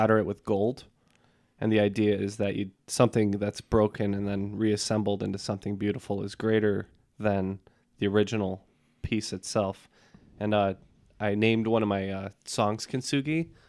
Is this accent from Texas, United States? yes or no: no; Chicago, Illinois, United States; I'm from Chicago